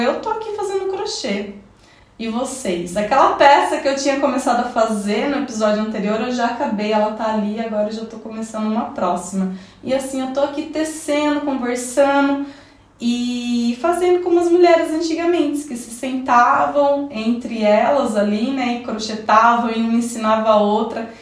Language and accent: Portuguese; interior of São Paulo, Brazil; moved away as an adult; now in Italy; eu sou do interior de São Paulo, bem coladinho ali com o sul de Minas, mas eu também tenho toda uma experiência de vida na capital.